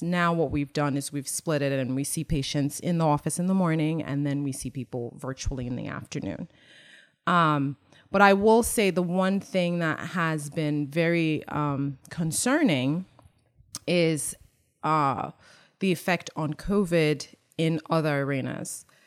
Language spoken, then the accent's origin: English; Nigeria; moved away; being Nigerian and growing there, um, there are resilient people and, um, my work ethic and just resilience is what I, I bring, uh, you know, from growing up there